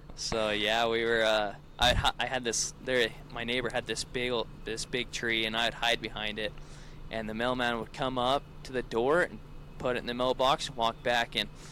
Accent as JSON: {"language": "English", "town": "Salina", "region": "Utah", "country": "United States", "lives_now": "Redmond, United States", "said": "I'm from Central Utah, um, Salina to be exact, but now I live in Redmond, which is like two minutes um, north"}